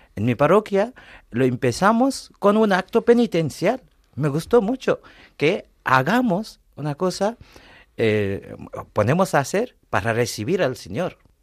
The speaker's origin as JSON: {"language": "Spanish", "country": "India", "also_born_or_lived": "Paris, France", "moved": "yes", "lives_now": "Madrid, Spain", "said": "yo soy de la India, he estudiado en París, luego vine aquí"}